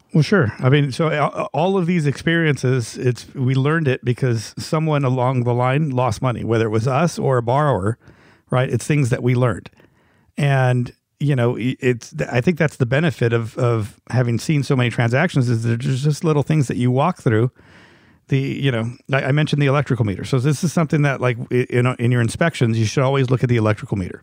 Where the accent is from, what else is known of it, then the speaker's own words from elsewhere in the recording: Los Angeles, California, United States; I grew up in Hollywood